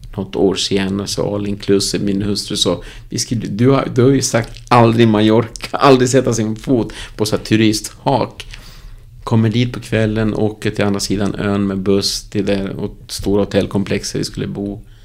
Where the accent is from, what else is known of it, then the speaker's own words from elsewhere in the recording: Uruguay; Swedish is a second language; also born or lived in Moheda, Sweden / Stockholm, Sweden; now in Västerås, Sweden; där jag är född Uruguay